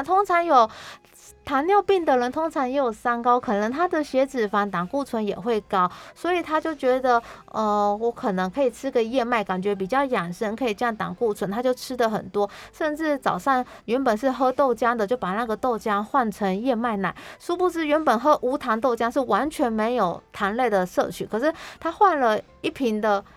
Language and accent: Chinese; Taiwan; 我们台湾人其实蛮爱吃很多美食的，而且台湾的美食非常多